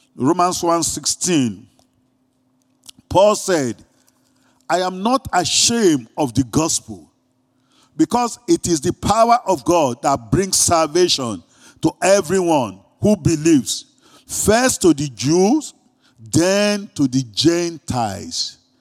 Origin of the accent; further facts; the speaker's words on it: Greece; accent: Greek; my Greek accent